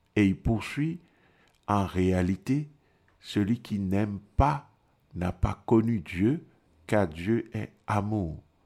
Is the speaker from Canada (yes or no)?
no; Togo; moved away; je viens du Togo